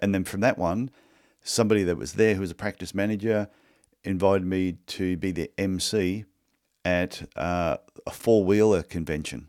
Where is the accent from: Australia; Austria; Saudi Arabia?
Australia; I'm not Canadian, I'm Australian.